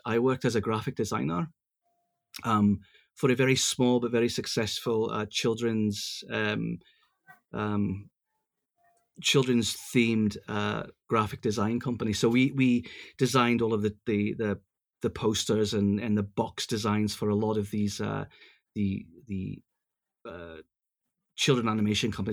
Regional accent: Glasgow, Scotland, United Kingdom; also born or lived in Los Angeles, United States; now in Yokohama, Japan; I come from Glasgow, uh, as early as the seventies

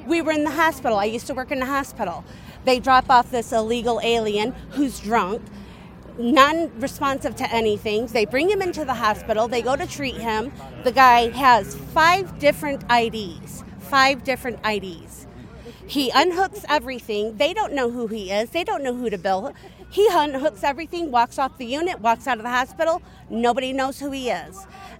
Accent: Edwardsburg, Michigan, United States

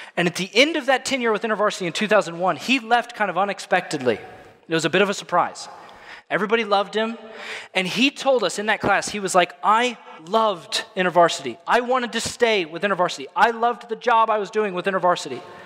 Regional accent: Illinois, United States; moved away as an adult; now in Tampa, United States; I'm from Illinois

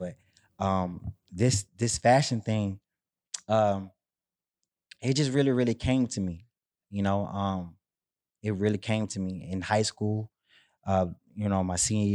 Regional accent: Houston, Texas, United States; I'm from Third Ward, Texas, the capital of Houston.

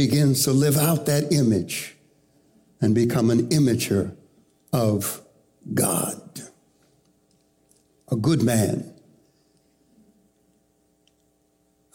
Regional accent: Panama; now in United States; I was born in Panama, and we left Panama to come to the United States to make a new start

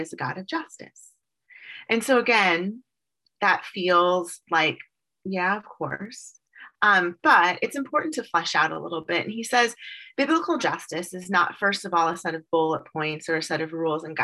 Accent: St. Louis, Missouri, United States; moved away; I'm from St. Louis originally, so I know cold, gray weather

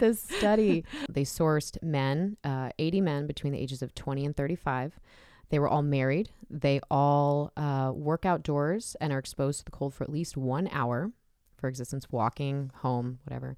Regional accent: Southern California, United States; I grew up in Southern California

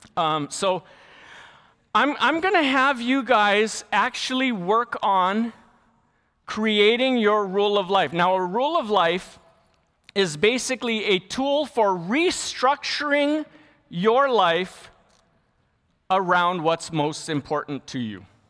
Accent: Lahaina, Hawaii, United States; I grew up in Lahaina, Maui, which is probably the best place in the world to grow up.

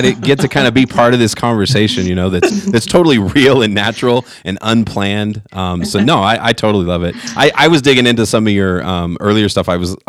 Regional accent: California, United States; now in Colorado, United States; I'm from California, so I wasn't always out here.

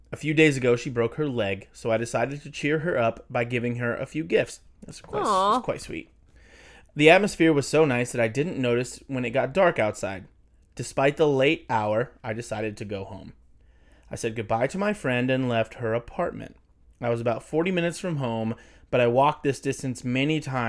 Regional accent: Pennsylvania, United States; Yeah, I'm from Pennsylvania. This is how we talk there.

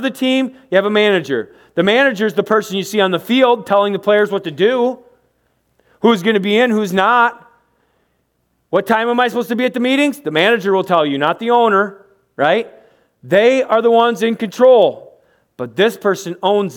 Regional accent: United States; We're from America.

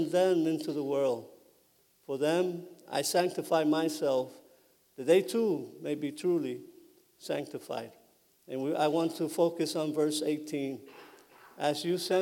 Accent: New York City, New York, United States; moved away as an adult; also born or lived in Puerto Rico / Connecticut; I grew up in New York City

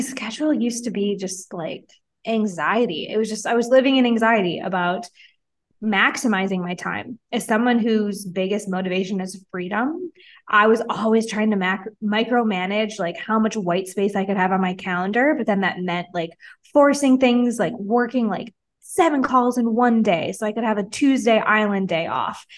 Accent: Wisconsin, United States; moved away as an adult; now in Mexico; I'm from Wisconsin

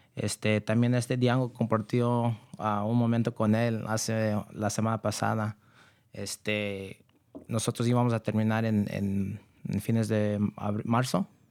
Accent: Novato, California, United States; also born or lived in San Rafael; yo nací aquí. Este, yo he vivido en el condado por toda mi vida y yo crecí en Novato

